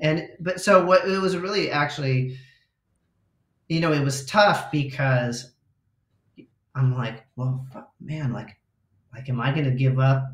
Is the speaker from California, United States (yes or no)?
yes; Southern California, United States; growing up in SoCal